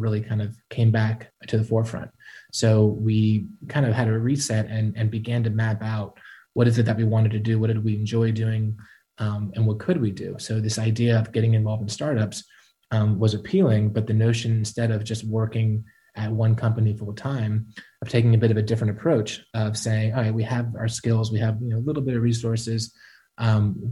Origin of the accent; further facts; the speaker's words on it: Atlanta, Georgia, United States; We're both from Atlanta. We plan to be here the rest of our life